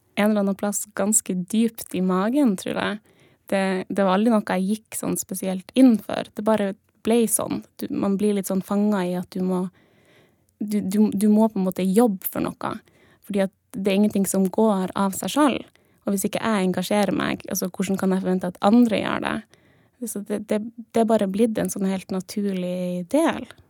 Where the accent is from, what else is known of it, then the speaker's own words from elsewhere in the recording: Jektevika, Norway; vi er jo fra Jektevika, da.